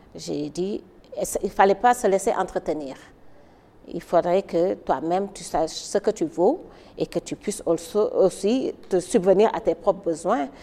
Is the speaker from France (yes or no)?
no; Dakar, Senegal; moved away as an adult; also born or lived in New York, United States / Washington, United States; Je suis sénégalaise, je suis née et j'ai grandi à Dakar.